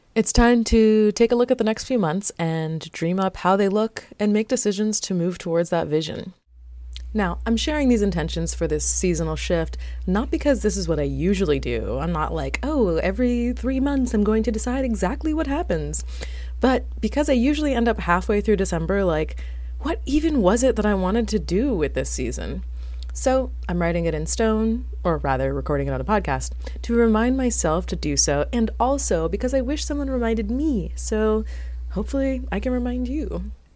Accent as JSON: {"language": "English", "region": "South Florida", "country": "United States", "tie": "born or raised there", "moved": "yes", "said": "I was born in South Florida."}